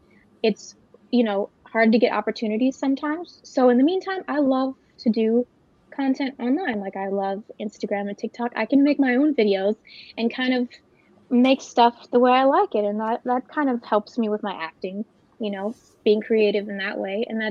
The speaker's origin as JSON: {"language": "English", "area": "Big Island", "region": "Hawaii", "country": "United States", "tie": "born or raised there", "also_born_or_lived": "Oahu, Hawaii", "moved": "as an adult", "lives_now": "Los Angeles, United States", "said": "I'm from Hawaii. I grew up on the Big Island"}